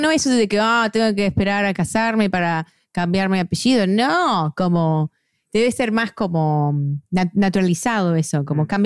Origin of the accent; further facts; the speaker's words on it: United States; como yo soy gringa, que puedo, no sé, a veces me da un poco de vergüenza